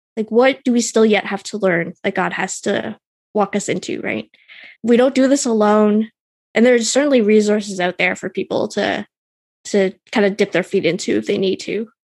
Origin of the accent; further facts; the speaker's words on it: Canada; I'm Canadian